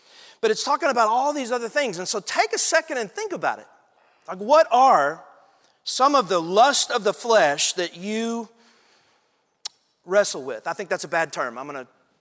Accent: Athens, Texas, United States; I grew up in East Texas, a little town called Athens, Texas.

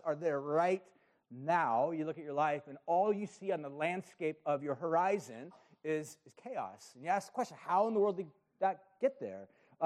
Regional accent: Huntington Beach, California, United States; I grew up in Huntington Beach. I grew up surfing

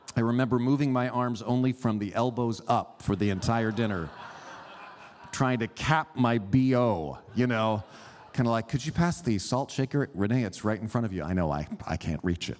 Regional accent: California, United States; I grew up here in California, but I was raised by Swiss immigrant parents

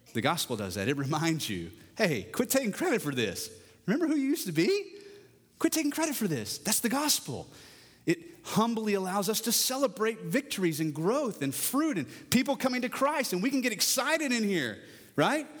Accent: Parker County, Texas, United States; I come from Parker County and peach trees are still a thing, but even back then, you know, when I was thirteen

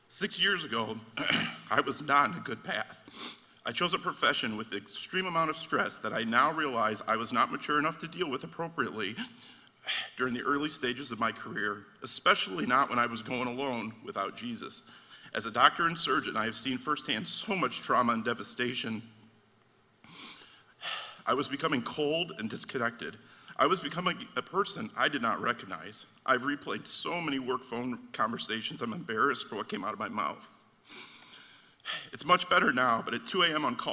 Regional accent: Michigan City, Indiana, United States; I grew up in Michigan City.

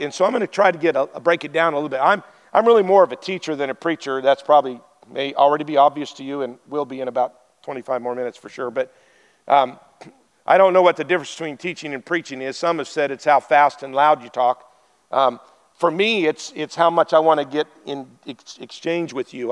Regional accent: Wyoming, United States; I'm from Wyoming. Stop signs were suggestions

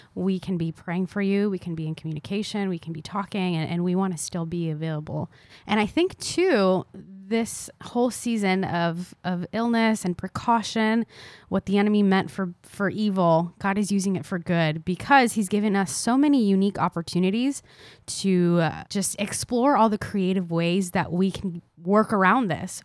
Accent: Tampa, Florida, United States; also born or lived in Argentina; I moved to South Florida when I was four, and then Tampa when I was five

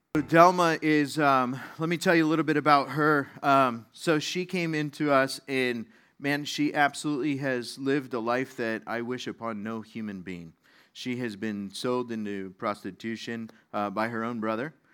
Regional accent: Las Vegas, Nevada, United States; moved away; I grew up in Las Vegas

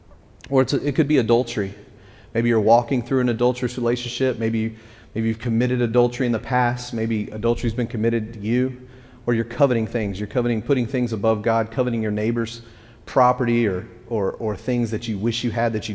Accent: West Texas, United States; now in East Tennessee, United States; I'm from West Texas

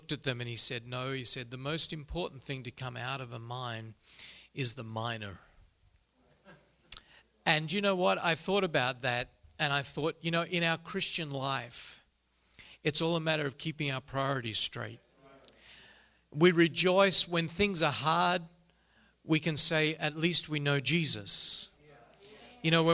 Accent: Melbourne, Victoria, Australia; moved away as an adult; now in Vanuatu; I grew up in the city of Melbourne, a city of about 5 million on the southern coast of Australia

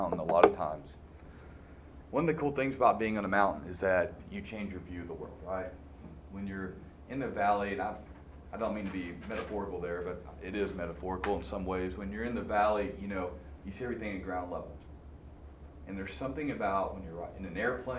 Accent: Arkansas, United States; I grew up in Arkansas

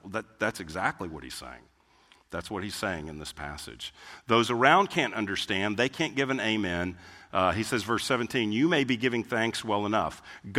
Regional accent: Germany; English is a second language; Because like I'm from Germany, and that's German.

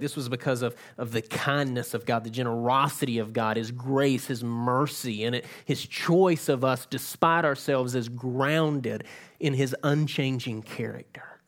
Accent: South Georgia, United States; moved away; I'm from South Georgia

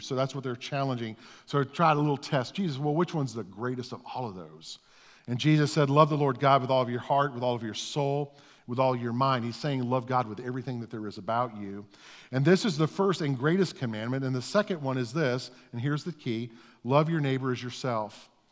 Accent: Orlando, Florida, United States; I grew up in East Orlando

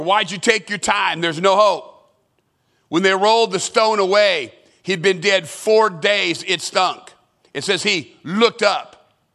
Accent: Southern California, United States; I grew up in Southern California

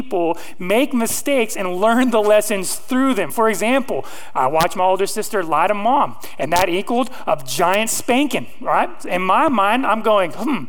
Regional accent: Modesto, California, United States; now in Arkansas, United States; I'm not from Arkansas. I'm from Modesto, California

